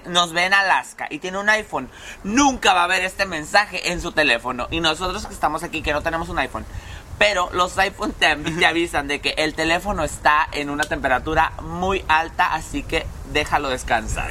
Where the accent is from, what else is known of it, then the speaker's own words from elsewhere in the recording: Mexicali, Baja California, Mexico; Mexicali es un hoyo y básicamente aquí, literal, somos una olla de presión.